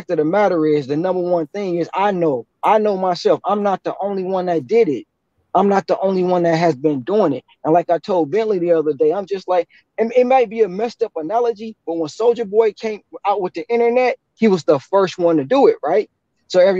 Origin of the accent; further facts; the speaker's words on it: Detroit, Michigan, United States; I'm originally from Detroit